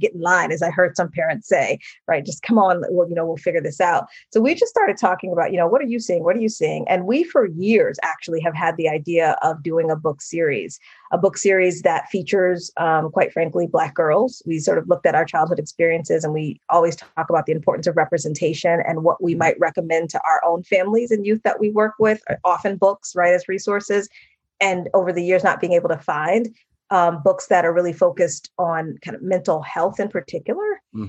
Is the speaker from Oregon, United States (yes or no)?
no; Massachusetts, United States; one of my very best friends that I grew up with in Massachusetts